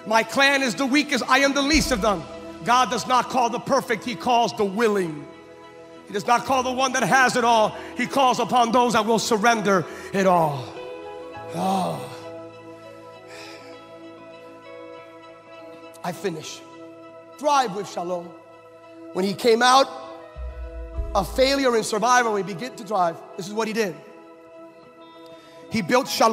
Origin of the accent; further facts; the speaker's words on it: California, United States; I'm a Californian